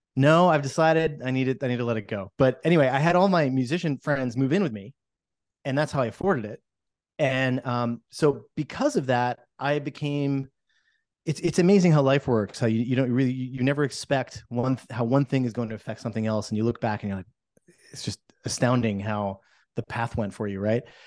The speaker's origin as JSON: {"language": "English", "region": "New Jersey", "country": "United States", "tie": "born or raised there", "moved": "as an adult", "lives_now": "Portland, United States", "said": "I'm from New Jersey, and I came here about a little over twenty years ago"}